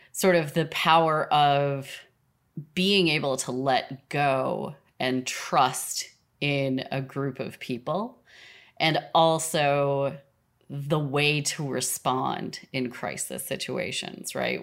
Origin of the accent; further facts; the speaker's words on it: Minnesota, United States; I grew up in Minnesota.